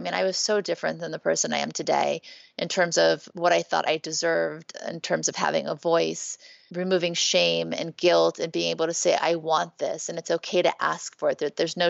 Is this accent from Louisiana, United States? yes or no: yes; Thibodaux, Louisiana, United States; born there; also born or lived in New Orleans; I was born in Thibodaux, Louisiana. I lived in New Orleans. I was not raised in a religious home